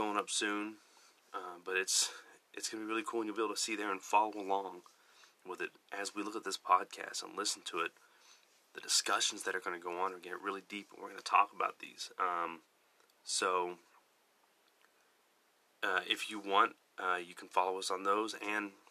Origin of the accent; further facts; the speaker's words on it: Texas, United States; I am from Texas, so you're going to have to get used to a little bit of an accent, and me saying y'all a lot